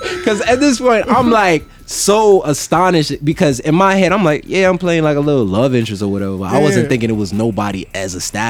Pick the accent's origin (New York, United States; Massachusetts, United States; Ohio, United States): New York, United States; I'm not originally from Jamaica. {S6} Right. {S12} Like, I'm from New York. But, you know, growing up in a household, like, all you heard was Patois all the time.